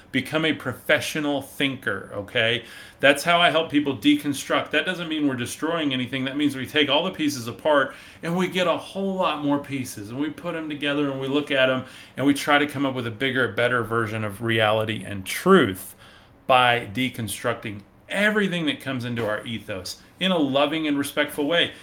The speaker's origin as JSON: {"language": "English", "region": "West Texas", "country": "United States", "said": "I am from West Texas. Um, so we say y'all and howdy here"}